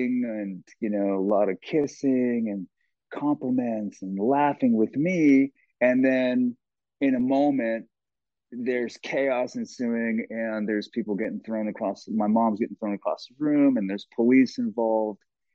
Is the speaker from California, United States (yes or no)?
yes; Los Angeles, California, United States; we grew up in Los Angeles